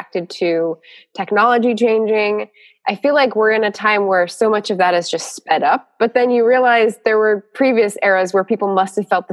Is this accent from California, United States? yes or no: yes; California, United States; moved away; also born or lived in Washington, D.C.; I was mainly a California girl.